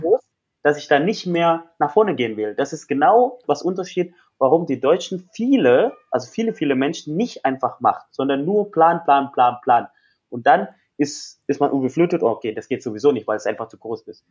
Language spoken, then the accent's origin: German; West Java, Indonesia; German is a second language; moved away; ich bin, komme aus Westjava, meine ganze Familie ist aus Westjava